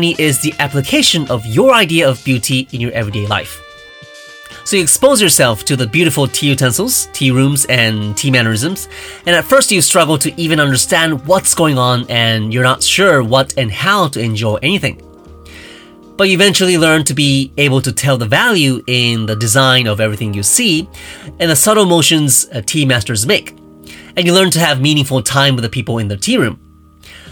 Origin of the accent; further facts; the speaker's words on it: Japan; I grew up in Japan